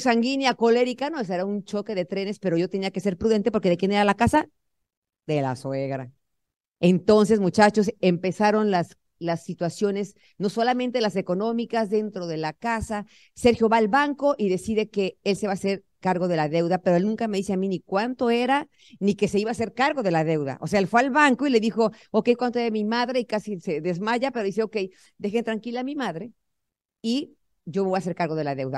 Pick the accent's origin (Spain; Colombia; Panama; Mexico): Mexico; Tenancingo, State of Mexico; moved away as an adult; now in United States; Tenemos que irnos a vivir al pueblo otra vez, a Tenancingo, Tenancingo, Estado de México. ¿Quién conoce mi pueblo?